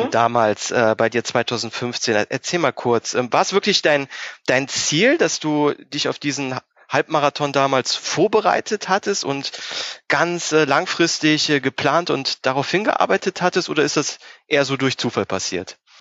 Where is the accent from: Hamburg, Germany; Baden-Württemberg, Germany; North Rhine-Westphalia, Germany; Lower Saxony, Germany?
North Rhine-Westphalia, Germany; near Mönchengladbach; Ich äh, komme ja aus der Nähe von Mönchengladbach